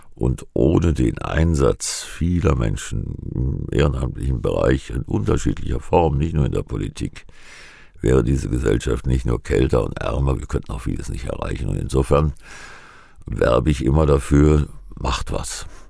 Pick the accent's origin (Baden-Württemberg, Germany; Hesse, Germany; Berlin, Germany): Hesse, Germany; Giessen; Ich komme aus Gießen